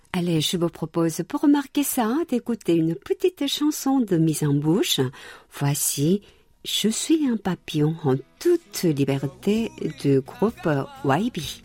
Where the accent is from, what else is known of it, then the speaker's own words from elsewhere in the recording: South Korea; chez nous en Corée